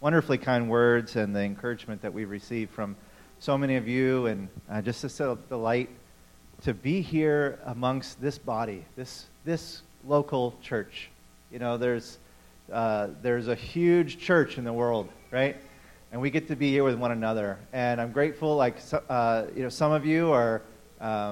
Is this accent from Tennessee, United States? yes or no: yes; Memphis, Tennessee, United States; now in New England, United States; I grew up in Memphis, Tennessee.